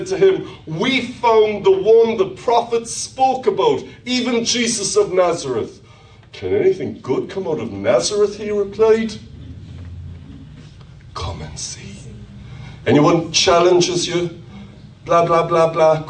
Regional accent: Ireland; accent: Irish; my Irish accent

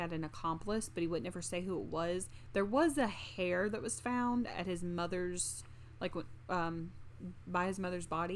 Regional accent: the South, United States; we're from the South.

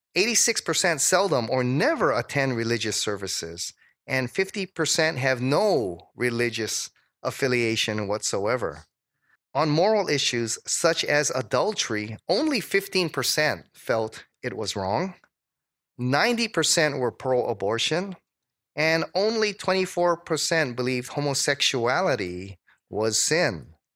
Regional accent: Hawaii, United States; also born or lived in Dallas; I was from Hawaii

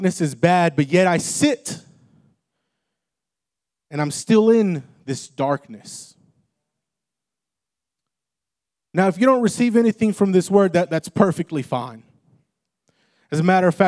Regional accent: Texas, United States; I grew up in Texas

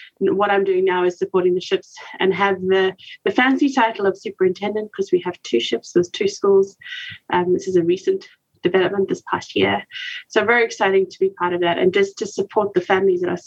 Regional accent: South Africa; moved away as an adult; also born or lived in West and Central Africa; now in Lindale, United States; I'm originally from South Africa, but call Lindale, Texas home for now

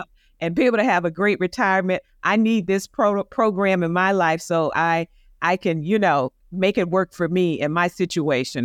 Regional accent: Tampa, Florida, United States; now in Atlanta, United States; my hometown in Tampa

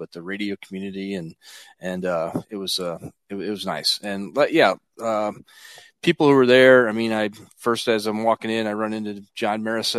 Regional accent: Washington, Missouri, United States; growing up in Washington, I knew a lot of guys from Sullivan.

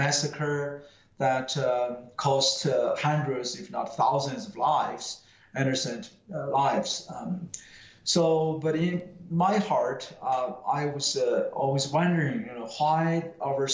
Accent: China; moved away; I would rather die than being sent back to my hometown village

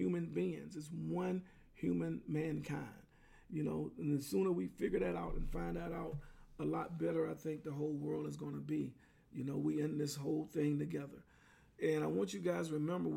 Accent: Clarendon, Pennsylvania, United States; moved away; in my hometown of Clarendon, Pennsylvania, where I came from

